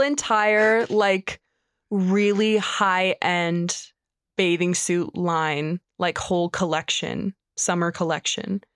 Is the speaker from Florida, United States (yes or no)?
yes; Florida, United States; moved away as an adult; also born or lived in Minnesota; I hated growing up in Florida